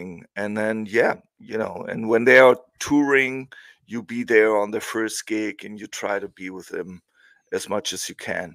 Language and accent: English; Hamburg, Germany; English is a second language; I'm originally from Hamburg, which is in the north